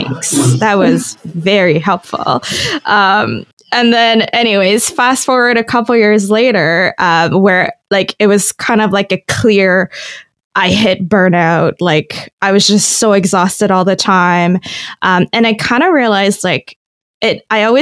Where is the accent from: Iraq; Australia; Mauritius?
Mauritius; moved away as an adult; also born or lived in Toronto, Canada; now in Guelph, Canada; I was born and raised in Mauritius